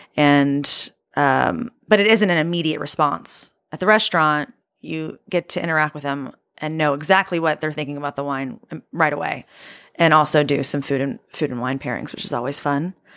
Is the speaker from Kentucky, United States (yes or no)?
yes; Kentucky, United States; moved away as an adult; also born or lived in New York / Ithaca, New York; now in Los Angeles, United States; born and raised in Kentucky